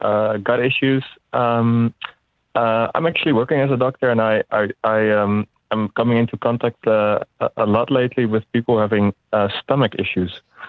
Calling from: Amsterdam, North Holland, Netherlands; I'm calling from Amsterdam.

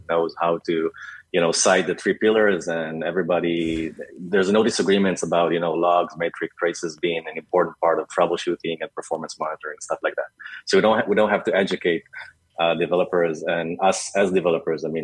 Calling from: Tel Aviv, Tel Aviv District, Israel

